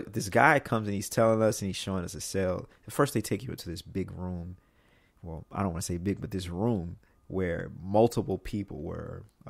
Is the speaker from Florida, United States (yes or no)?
no; Mississippi, United States; Like, you know, like I'm from Mississippi.